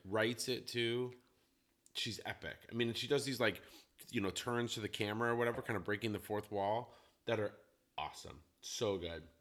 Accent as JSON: {"language": "English", "region": "Colorado", "country": "United States", "tie": "born or raised there", "moved": "yes", "lives_now": "Portland, United States", "said": "I grew up in Colorado where it's like sunny"}